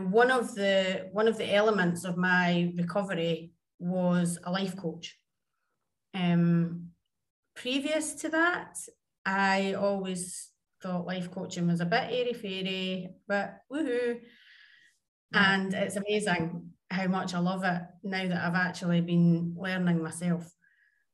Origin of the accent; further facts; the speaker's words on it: Scotland, United Kingdom; also born or lived in Jakarta, Indonesia / Tivat, Montenegro; now in Dubai, United Arab Emirates; I am Scottish and currently in Dubai, but I have previously lived in Jakarta, Indonesia. And then I was in Tivat, Montenegro.